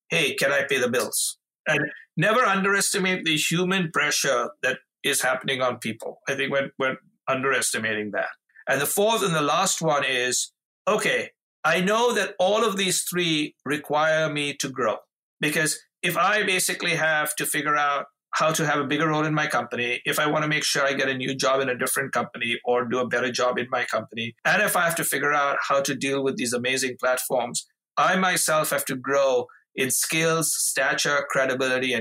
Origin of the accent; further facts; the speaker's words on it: India; moved away as an adult; now in Chicago, United States; growing up in India to my parents who were voracious readers